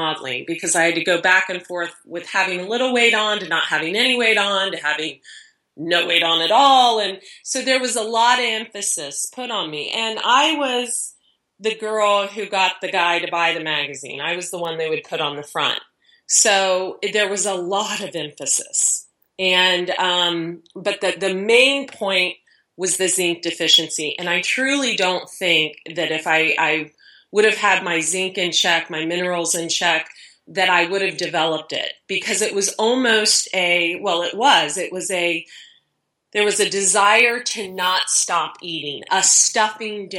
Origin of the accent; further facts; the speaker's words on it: Dayton, Ohio, United States; now in San Diego, United States; I'm from Ohio, I'm a Christian